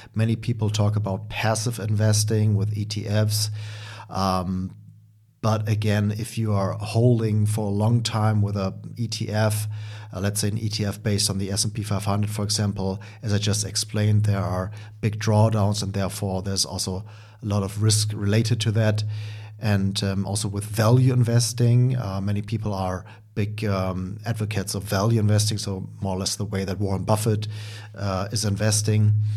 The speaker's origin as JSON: {"language": "English", "country": "Germany", "accent": "German", "second_language": "English", "said": "as you can hear by my accent, I'm from Germany. Um, actually currently, uh, also living in Germany."}